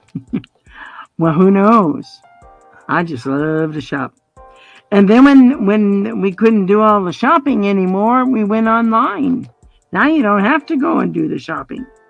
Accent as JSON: {"language": "English", "region": "Colorado", "country": "United States", "tie": "born or raised there", "also_born_or_lived": "Indiana", "moved": "as an adult", "lives_now": "Montana, United States", "said": "I was born in Indiana, grew up in Colorado, and moved up here when Jim and I got married"}